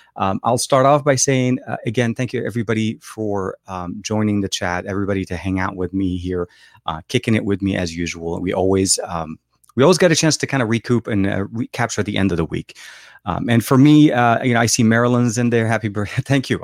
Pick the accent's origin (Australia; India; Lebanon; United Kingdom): Lebanon; born there; English is a second language; So I was born in Lebanon and I speak Arabic, French, and English fluently.